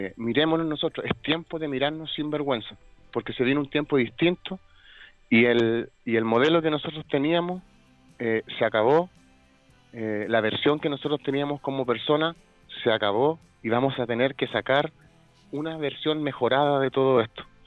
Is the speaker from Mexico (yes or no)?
no; Chile; Somos el país, el oasis, somos los jaguares de Latinoamérica